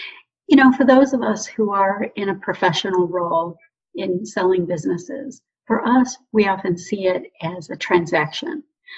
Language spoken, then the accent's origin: English; Ontario, Canada; also born or lived in Detroit, Michigan, United States; now in Scottsdale, United States; I grew up in southern Ontario, Canada, and suburban Detroit, Michigan, which is why I now live in Scottsdale, Arizona.